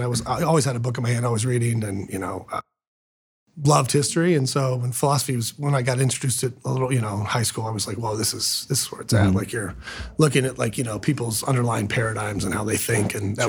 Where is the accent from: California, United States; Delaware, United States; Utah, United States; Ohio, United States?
Ohio, United States; Canton; now in Columbus, United States; Grew up in Canton, Ohio. So Northeast Ohio. It's a little different than Columbus.